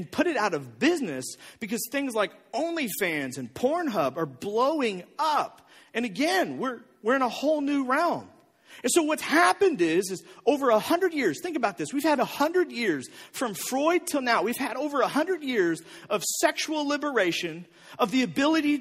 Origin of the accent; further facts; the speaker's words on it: O'Fallon, Missouri, United States; also born or lived in Bridgeton; even when I was in middle school, we lived in O'Fallon.